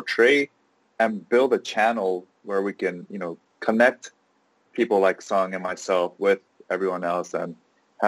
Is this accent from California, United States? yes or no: yes; Los Angeles, California, United States; I grew up locally in Los Angeles